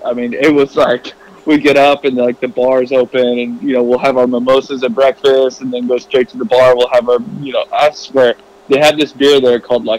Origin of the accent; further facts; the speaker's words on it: Tennessee, United States; my hometown in Tennessee